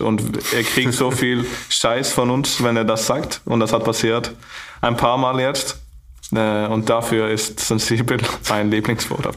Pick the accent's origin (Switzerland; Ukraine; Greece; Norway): Norway; Stavanger, Rogaland; German is a second language; moved away as an adult; now in Flensburg, Germany; in meine Heimat